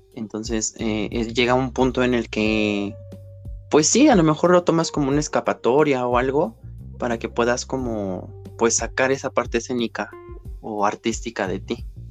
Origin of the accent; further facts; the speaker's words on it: Mexico; soy una drag queen mexicana